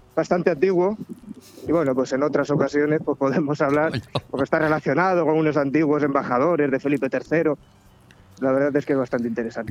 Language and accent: Spanish; Madrid, Community of Madrid, Spain; also born or lived in Villajoyosa; yo nací en Madrid